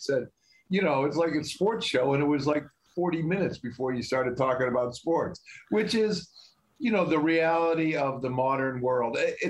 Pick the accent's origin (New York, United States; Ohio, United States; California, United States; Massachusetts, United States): Massachusetts, United States; I grew up in Massachusetts. I root for all Massachusetts teams.